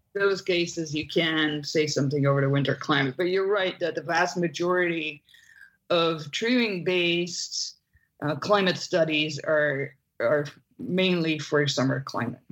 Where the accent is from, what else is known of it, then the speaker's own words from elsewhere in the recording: Belgium; moved away; I'm from Belgium originally.